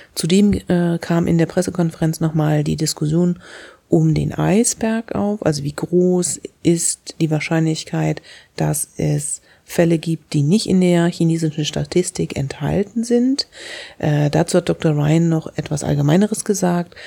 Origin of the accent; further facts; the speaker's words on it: Germany; wir als Deutsche